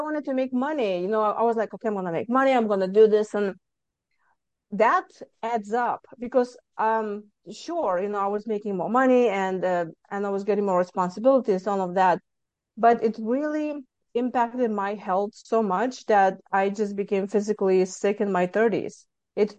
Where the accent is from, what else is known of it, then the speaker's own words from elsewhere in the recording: Lithuania; moved away as an adult; now in Houston, United States; I'm originally from Lithuania and I came to United States mm, 23 years ago.